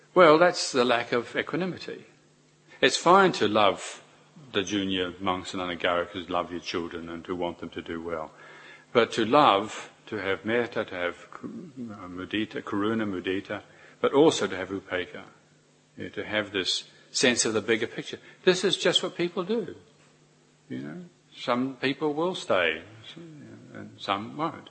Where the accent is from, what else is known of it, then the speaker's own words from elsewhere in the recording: New Zealand; as a New Zealander